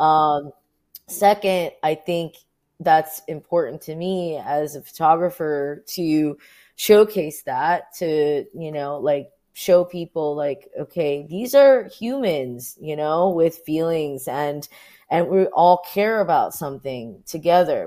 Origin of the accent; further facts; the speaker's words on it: Orange County, California, United States; now in New York, United States; I was born and raised in Orange County, my parents were Vietnamese refugees